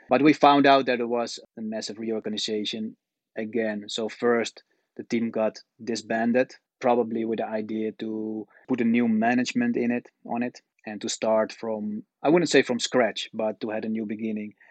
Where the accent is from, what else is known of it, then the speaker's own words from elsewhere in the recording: Netherlands; moved away as an adult; also born or lived in China; I'm born and raised in the Netherlands